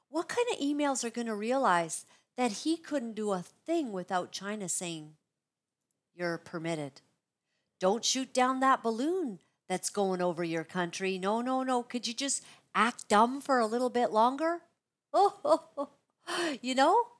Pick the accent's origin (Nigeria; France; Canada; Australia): Canada; We are all Canadian